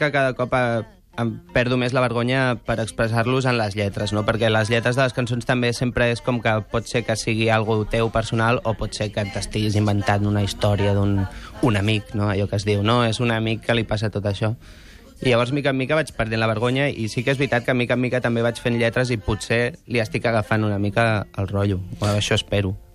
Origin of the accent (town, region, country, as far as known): Sant Celoni, Catalonia, Spain; born or raised there